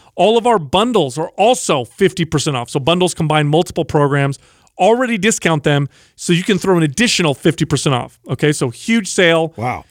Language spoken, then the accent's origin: English; San Jose, California, United States; I grew up in South San Jose